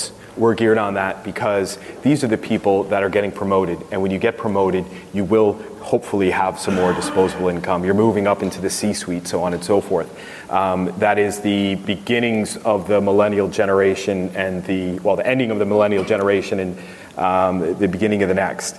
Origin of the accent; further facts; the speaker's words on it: United States; accent: American; moved away; I have a U.S. citizenship still. As you can tell by my accent